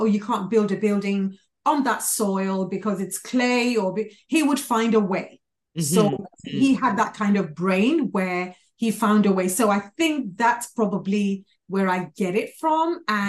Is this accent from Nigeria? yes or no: yes; Nigeria; also born or lived in London, United Kingdom; I was born in London, went to primary school in London, then got taken back to Nigeria, where it was a massive culture shock.